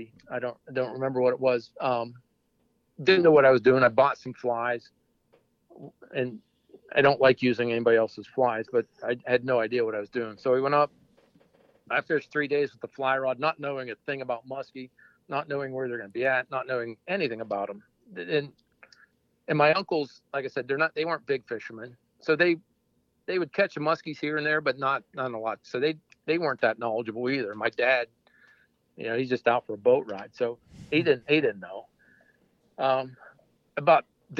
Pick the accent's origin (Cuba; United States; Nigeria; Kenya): United States; Western Pennsylvania; moved away as an adult; also born or lived in Clarion, Pennsylvania; now in central Pennsylvania, United States; I grew up in Western PA